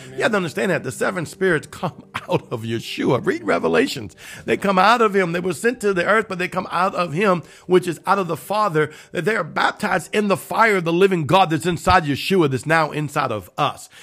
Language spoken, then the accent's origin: English; Cajun, Louisiana, United States; I'm Cajun.